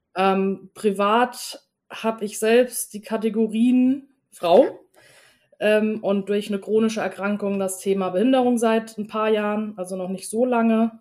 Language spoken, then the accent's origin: German; Germany; ich bin in einer deutschen Kleinstadt geboren